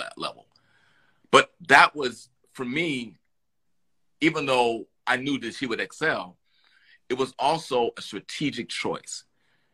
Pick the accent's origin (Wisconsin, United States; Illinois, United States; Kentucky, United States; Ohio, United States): Illinois, United States; Chicago; now in Los Angeles, United States; I'm from Chicago